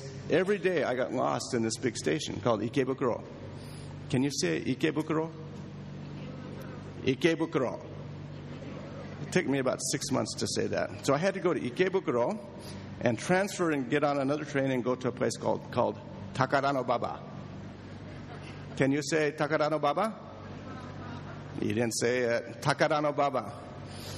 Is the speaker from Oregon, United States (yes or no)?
yes; Springfield, Oregon, United States; moved away as an adult; also born or lived in Tokyo, Japan; I grew up in Oregon, in the town of Springfield, small town